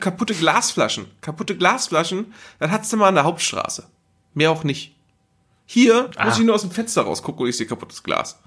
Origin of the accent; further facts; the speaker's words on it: Geesthacht, Schleswig-Holstein, Germany; in Geestacht, wo ich herkomme